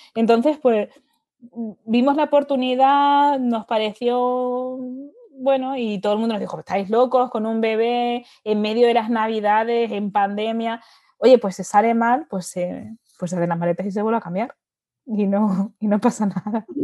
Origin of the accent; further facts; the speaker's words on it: Seville, Andalusia, Spain; moved away as an adult; also born or lived in Dubai; yo viniendo de Sevilla y siendo andaluza